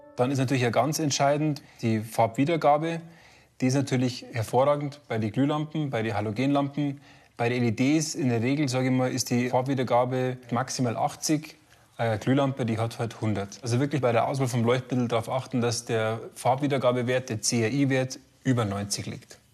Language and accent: German; Bavaria, Germany; Bei uns in Bayern sagt man äh, schöne Lampen